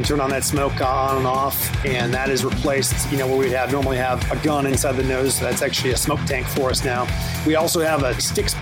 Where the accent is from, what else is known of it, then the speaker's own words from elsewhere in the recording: Fargo, North Dakota, United States; my hometown of Fargo, North Dakota